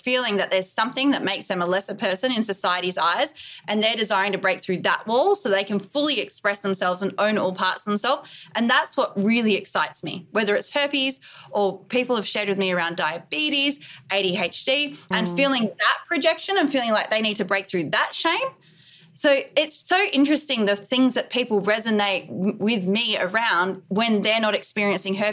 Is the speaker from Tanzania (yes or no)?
no; Australia; I'm in New York City at the moment. I'm obviously Australian.